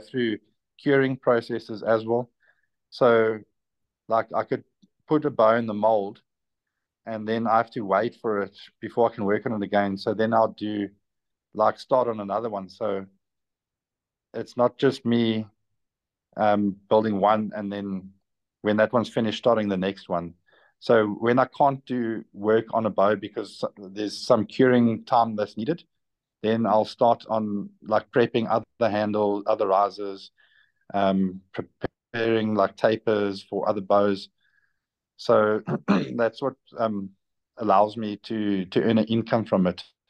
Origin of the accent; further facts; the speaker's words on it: South Africa; I'm from South Africa. Our currency is called rands